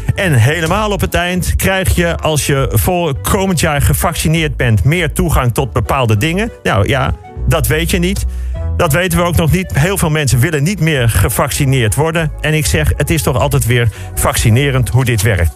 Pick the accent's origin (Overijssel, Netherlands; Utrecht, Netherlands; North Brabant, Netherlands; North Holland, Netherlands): North Holland, Netherlands; Amsterdam; kom ik uit Amsterdam.